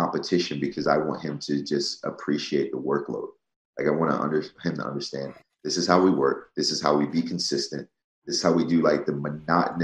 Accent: New Jersey, United States; I grew up in South Jersey where I was only the second state champ in my school's history

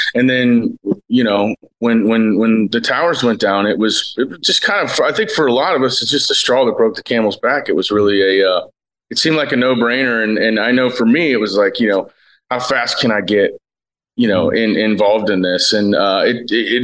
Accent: Cincinnati, Ohio, United States; I'm born and raised in Cincinnati, Ohio

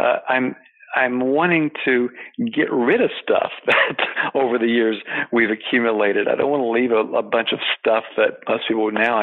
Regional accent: eastern Tennessee, United States; moved away as an adult; also born or lived in Washington; I grew up on a small farm in eastern Tennessee

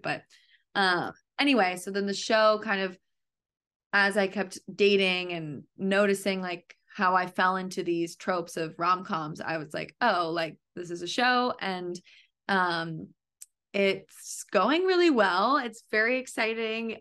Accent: Connecticut, United States; I grew up in Connecticut

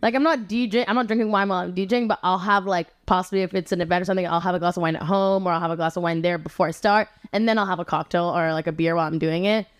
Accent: Rome, Lazio, Italy; accent: Roman; now in Los Angeles, United States; I grew up in Rome

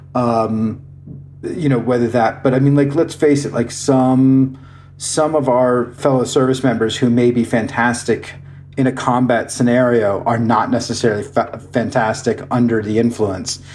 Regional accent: Iowa, United States; I grew I grew up in Iowa. I am a proud Iowan.

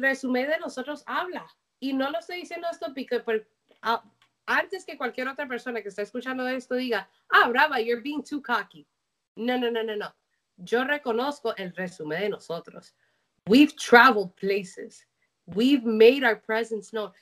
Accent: Colombia; moved away; yo como colombiana

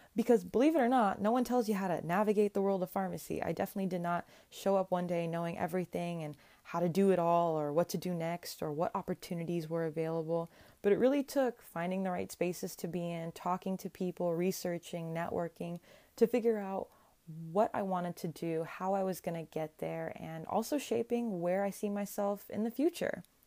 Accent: Sacramento, California, United States; also born or lived in Berkeley, California / San Francisco, California; I was born and raised in the Sacramento-ish area

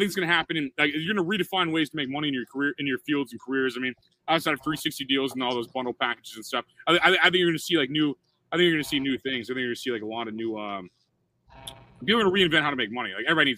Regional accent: Midwest, United States; As a dude, I'm like from the Midwest. I'm some loud moron from the Midwest.

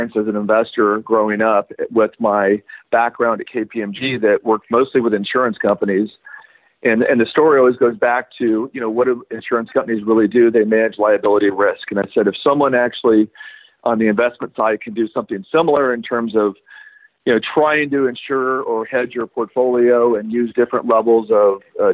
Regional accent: West Texas, United States; moved away as an adult; also born or lived in Houston, Texas / Durango, Colorado / Puerto Rico; I grew up in West Texas

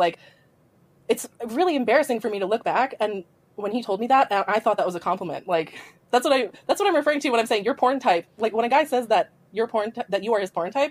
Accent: Canada; I'm not American, I'm Canadian

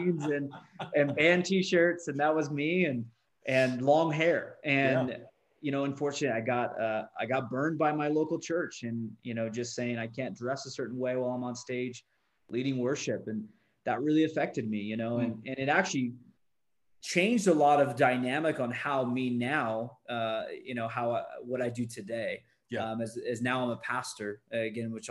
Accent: California, United States; now in Utah, United States; Born and raised in California, now I live in Utah, out of all places

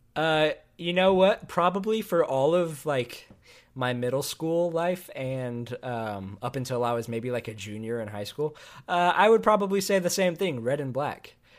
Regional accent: Austin, Texas, United States; also born or lived in Tennessee / Indiana; I was raised in Austin, Texas as well.

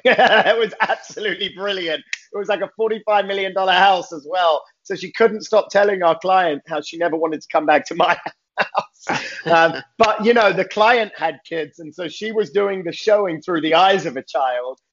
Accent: London, United Kingdom; moved away as an adult; now in Los Angeles, United States; born and raised in London, England

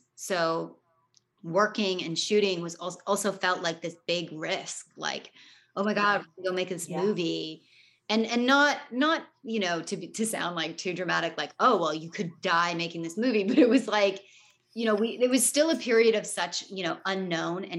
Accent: Toronto, Ontario, Canada; growing up in Toronto and like acting here

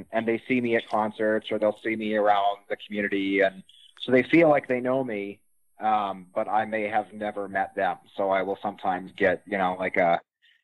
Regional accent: Winnipeg, Manitoba, Canada; moved away as an adult; now in rural Manitoba, Canada; I'm originally from Winnipeg

